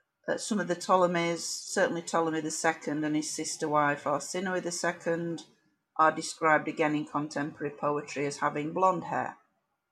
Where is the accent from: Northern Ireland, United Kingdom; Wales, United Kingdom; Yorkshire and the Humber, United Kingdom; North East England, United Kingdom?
Yorkshire and the Humber, United Kingdom; Barnsley; a woman born and bred in Barnsley in Yorkshire